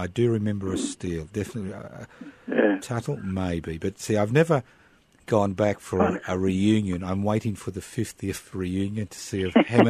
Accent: Brisbane, Queensland, Australia; moved away as an adult; I was born in Brisbane in 1951 and I spent my first 24 years in Queensland

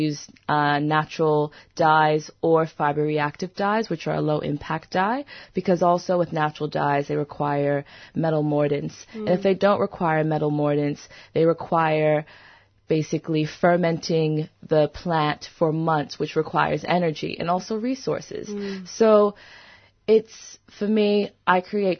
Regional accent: United States; I'm from the United States, but my family's from Brazil, St. Kitts, and the Bahamas

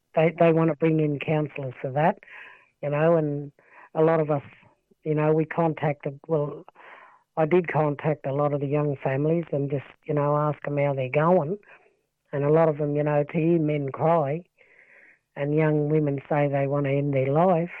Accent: Wilcannia, New South Wales, Australia; born and raised in Wilcannia. I'm a Barkindji descendant. Um, lived in Wilcannia all my life, grew up here.

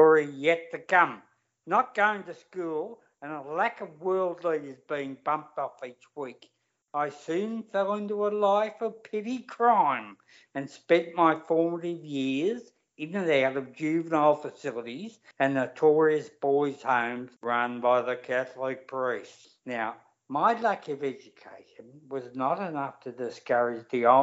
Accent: Melbourne, Victoria, Australia; also born or lived in Broadmeadows; I was raised in North Melbourne

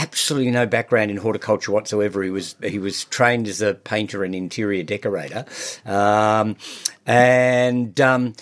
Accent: Mount Macedon, Victoria, Australia; also born or lived in Melbourne; I was born in Melbourne, but my family moved to Mount Macedon just before I started primary school. So I've lived there most of my life now.

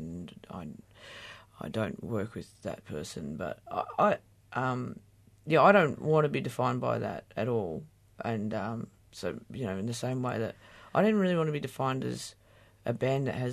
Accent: Australia; I'm an Australian musician

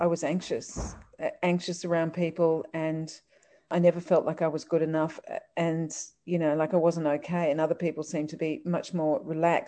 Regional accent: New Zealand; I was born in New Zealand

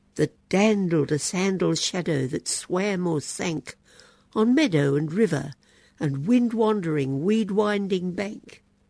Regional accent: Queensland, Australia; in the Queensland school I went to and at the University of Queensland

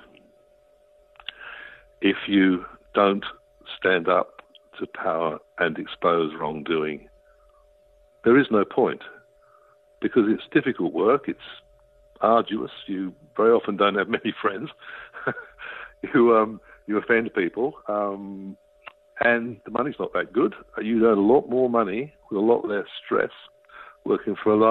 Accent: Australia; as an Australian citizen

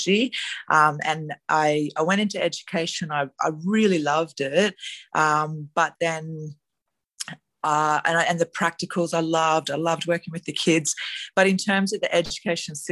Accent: Gold Coast, Queensland, Australia; moved away; I was born on the Gold Coast

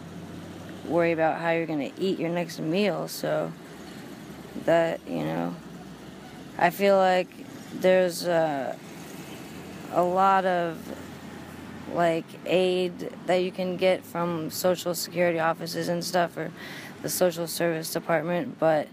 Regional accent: Montana, United States; now in Emeryville, United States; I'm from Montana

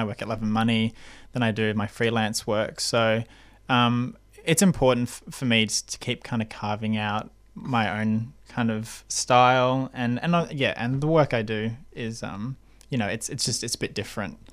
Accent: Australia; first language English; growing up with a uh, Asian heritage mm. in Australia

